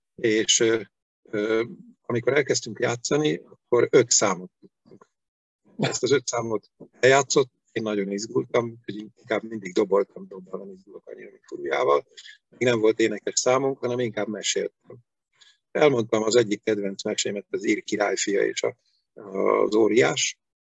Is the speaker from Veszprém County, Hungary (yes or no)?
yes; Veszprém, Veszprém County, Hungary; also born or lived in Pécs; Veszprémi vagyok, Veszprémi születésű vagyok, a szüleim is gyerekkoruk óta itt laknak Veszprémben